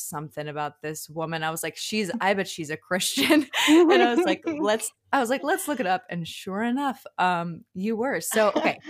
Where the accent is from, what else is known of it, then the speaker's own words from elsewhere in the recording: Chicago, Illinois, United States; I'm from Chicago